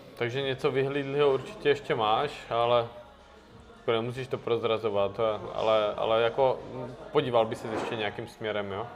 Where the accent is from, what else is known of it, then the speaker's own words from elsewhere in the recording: Moravia, Czechia; v Krase, tam u nás na Moravě